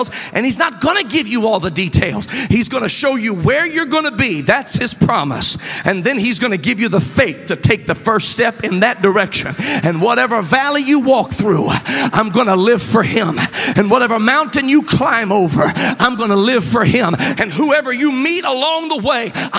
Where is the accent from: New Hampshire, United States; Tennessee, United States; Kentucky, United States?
Tennessee, United States; Memphis; I was born in Memphis, Tennessee